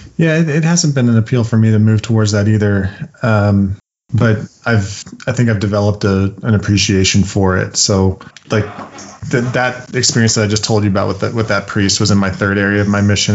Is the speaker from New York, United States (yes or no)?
no; Utah, United States; growing up in Utah